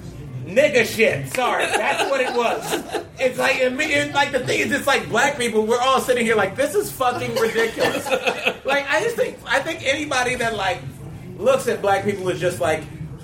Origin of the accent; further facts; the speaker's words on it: Ohio, United States; moved away as an adult; also born or lived in Jackson, Mississippi; I'm a kid from Ohio. I've never been anywhere in my life